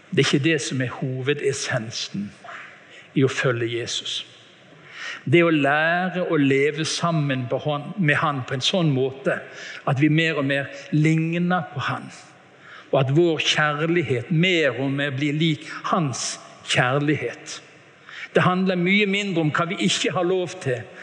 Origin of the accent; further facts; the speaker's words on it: Bergen, Vestland, Norway; Jeg hadde besøk hjemme i Bergen av en tante